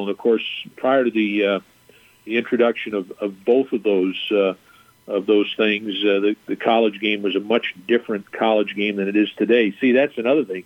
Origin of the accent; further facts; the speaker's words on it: Southern California, United States; moved away as an adult; now in El Paso, United States; growing up in Southern California